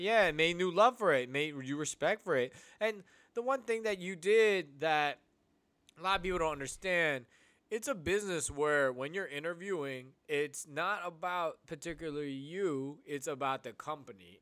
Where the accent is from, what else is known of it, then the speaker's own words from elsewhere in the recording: United States; Filipino, uh, Filipino kids here, first gen here in America